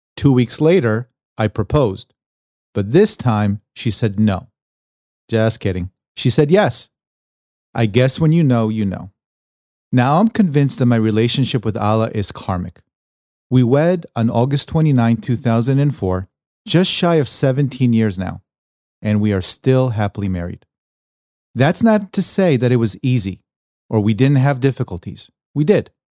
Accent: New York, United States; moved away as an adult; now in Los Angeles, United States; my days growing up in New York, leading to my decision to leave it all behind and venture out to Los Angeles

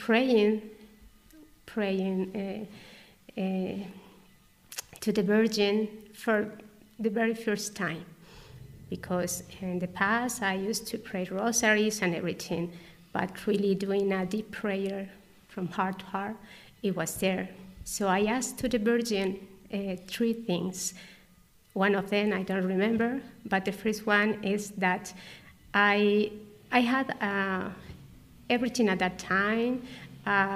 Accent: Guadalajara, Jalisco, Mexico; English is a second language; moved away as an adult; now in Agreda, Spain; I'm Mexican from Guadalajara City

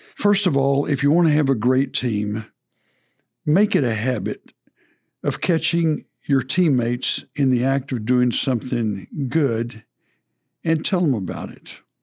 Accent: Texas, United States; as a Texan

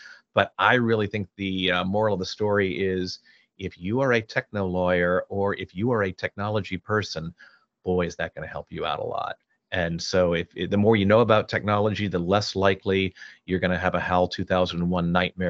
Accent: Houston, Texas, United States; you know, I grew up in Houston. My dad was with NASA

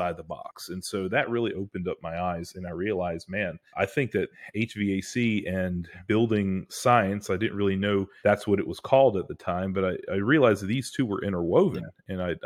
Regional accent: Greensboro, North Carolina, United States; I was born and raised in Greensboro, which is sort of in the middle of North Carolina

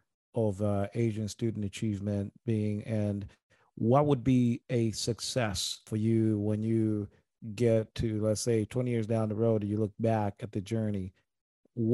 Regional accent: Tanzania; moved away; I grew up in Tanzania, and I grew up around Arab culture, you know, Eastern culture

